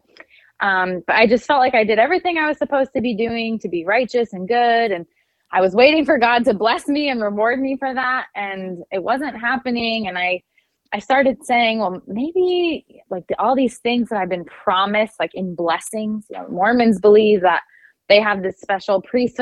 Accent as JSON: {"language": "English", "region": "upstate New York", "country": "United States", "tie": "born or raised there", "also_born_or_lived": "Utah", "moved": "as an adult", "said": "I had no desire to leave upstate New York where I grew up"}